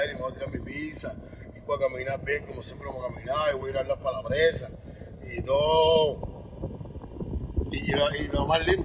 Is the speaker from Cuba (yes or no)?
yes; Cuba; Yo soy de Cuba, papo.